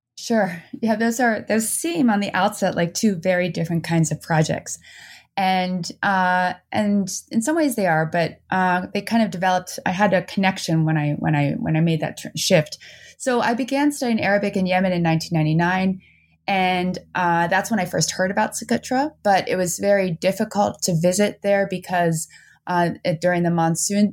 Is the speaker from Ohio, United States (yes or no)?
no; New Jersey, United States; also born or lived in Netherlands; now in Vermont, United States; I moved to New Jersey